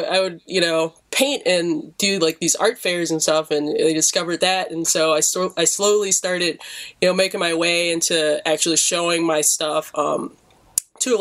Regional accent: Detroit, Michigan, United States; I'm an artist from Detroit, born and raised

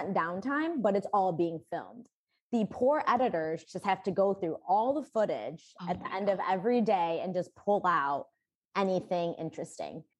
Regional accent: Barrington, United States; moved away; in Barrington, back in my hometown

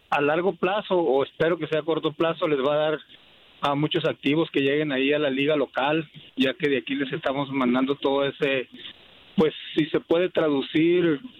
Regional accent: Mexico; now in Phoenix, United States; aquí en Phoenix yo vivo en una comunidad muy grande, uh, Guatemala, hay muchísima gente de ahí. Yo soy mexicano

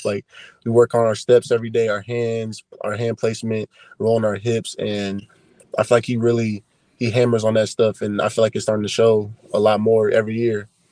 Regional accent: Kansas City, Missouri, United States; I grew up in Kansas City, Missouri

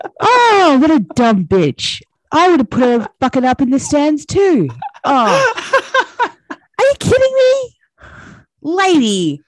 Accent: Australia; I'm Australian.

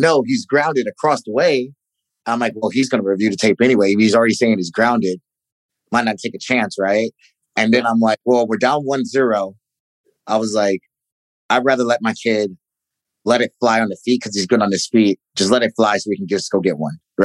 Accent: Ferguson, Missouri, United States; moved away; growing up in Ferguson

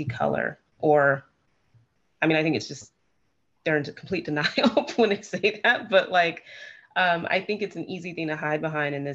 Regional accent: Seattle, Washington, United States; I'm from Seattle

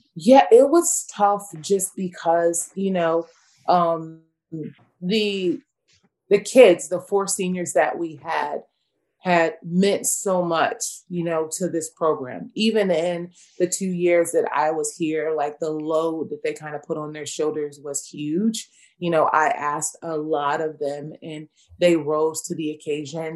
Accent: Los Angeles, California, United States; moved away as an adult; also born or lived in Virginia; I'm born and raised in Los Angeles, California.

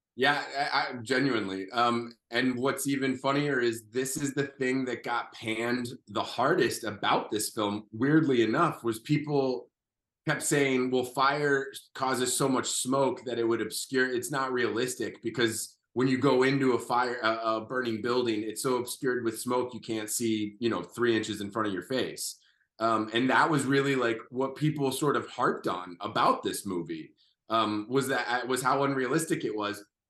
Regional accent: Goochland, Virginia, United States; growing up in Goochland, Virginia

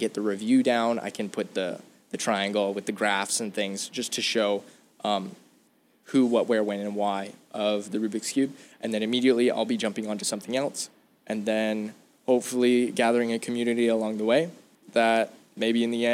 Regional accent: Arizona, United States; I'm from Arizona.

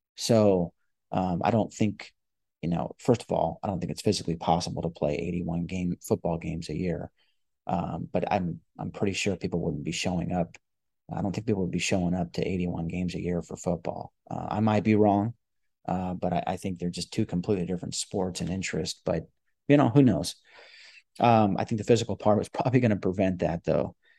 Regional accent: Los Angeles, California, United States; I grew up in Los Angeles

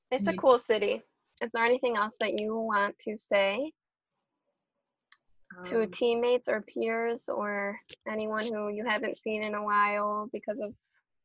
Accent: near Detroit, Michigan, United States; I'm from, like, my hometown is 20 minutes outside.

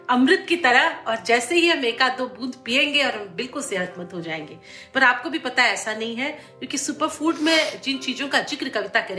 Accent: South India, India; मैं साउथ में जहाँ से आती हूँ

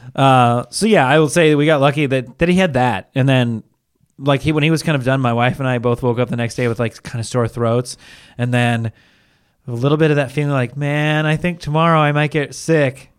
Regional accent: Seattle, Washington, United States; I'm from Seattle

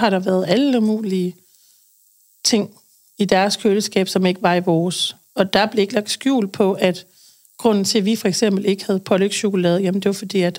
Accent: Aarhus, Central Denmark Region, Denmark; moved away as an adult; also born or lived in Aalborg; now in Odder, Denmark; Aarhus mm. oprindeligt. Jeg øh, har boet der det meste af mit liv. Så har jeg lige været oppe og runde Aalborg og bor i Odder nu.

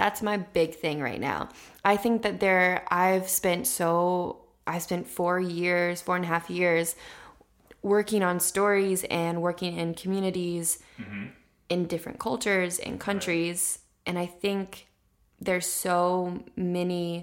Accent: Midwest, United States; I'm a Midwesterner.

